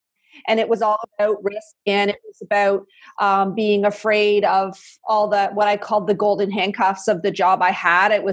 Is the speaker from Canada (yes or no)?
yes; Canada; I'm a Canadian